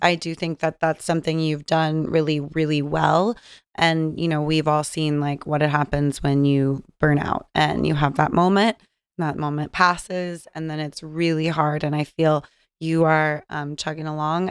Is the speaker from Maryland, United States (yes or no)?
no; San Diego, California, United States; I'm from San Diego, so driving up from Southern California